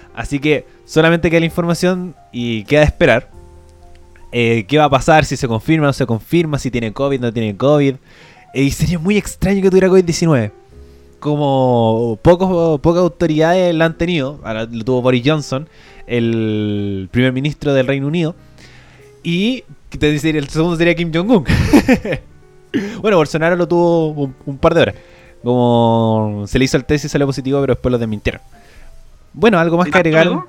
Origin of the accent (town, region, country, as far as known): Chile; moved away; also born or lived in Europe